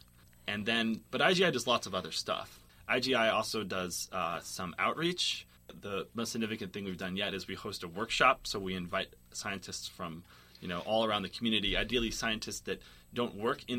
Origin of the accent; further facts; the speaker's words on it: Boston, Massachusetts, United States; moved away as an adult; also born or lived in Portland / California; now in Berkeley, United States; I'm from Boston